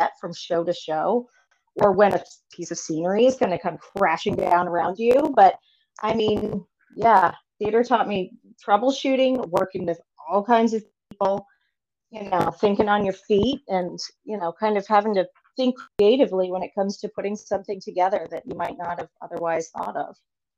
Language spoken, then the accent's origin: English; Lowell, Massachusetts, United States; born there; I was born in Massachusetts, in Lowell, Massachusetts, but my dad worked for Kmart for 40 years.